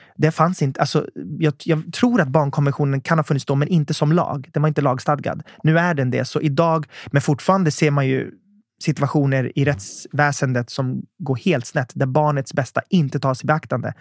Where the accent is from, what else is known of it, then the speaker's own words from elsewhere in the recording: Södertälje, Stockholm County, Sweden; jag växte upp i Södertälje